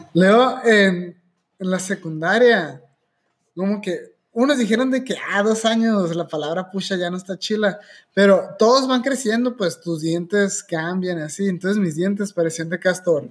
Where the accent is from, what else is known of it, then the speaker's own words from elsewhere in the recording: Hermosillo, Sonora, Mexico; also born or lived in Guadalajara; crecí en Guadalajara, para los que no sabían, y cuando yo llegué, nací en Hermosillo, pero a los ocho años nos regresamos para, cuando yo tenía ocho años, ¿no? Me regresé a Hermosillo